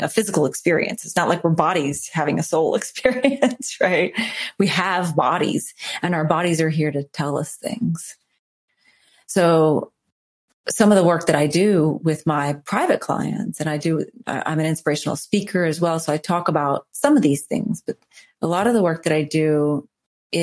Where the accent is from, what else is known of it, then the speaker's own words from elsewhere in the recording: New Orleans, Louisiana, United States; I'm from New Orleans.